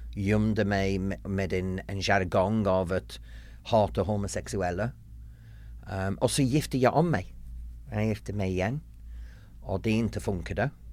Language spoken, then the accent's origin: Swedish; the north of England, United Kingdom; Swedish is a second language; moved away as an adult; also born or lived in United States / London; now in Sweden; jag kommer från norra England, en pytteliten by som är väldigt lik Hem till gården, Emmerdale Farm, den tv-program